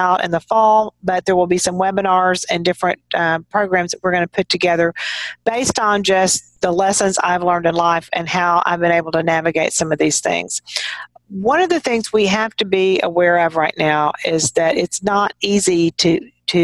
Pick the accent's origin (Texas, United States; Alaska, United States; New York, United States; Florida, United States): Texas, United States; as a Texan and just kind of growing up around people in a small town